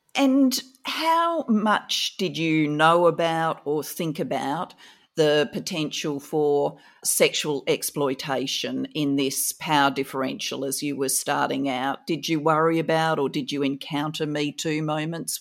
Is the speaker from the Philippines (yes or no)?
no; Adelaide, South Australia, Australia; I grew up in Kingswood